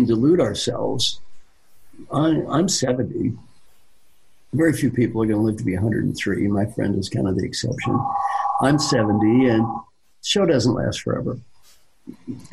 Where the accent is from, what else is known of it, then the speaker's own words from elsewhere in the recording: Kentucky, United States; I am from Kentucky